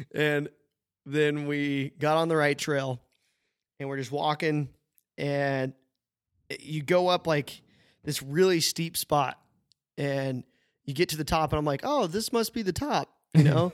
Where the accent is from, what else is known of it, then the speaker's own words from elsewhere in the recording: United States; moved away; also born or lived in Sydney, Australia; we, we're all American, but never met in America, any of us